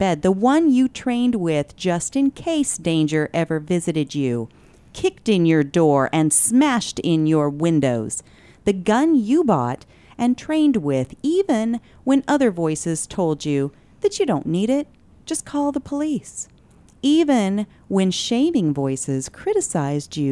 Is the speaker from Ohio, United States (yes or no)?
no; Cottonwood, Arizona, United States; I grew up in Cottonwood part of the time growing up